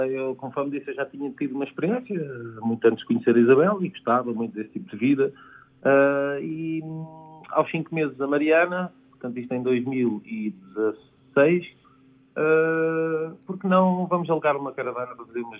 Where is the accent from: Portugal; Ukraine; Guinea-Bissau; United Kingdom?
Guinea-Bissau; Eu vim da Guiné-Bissau.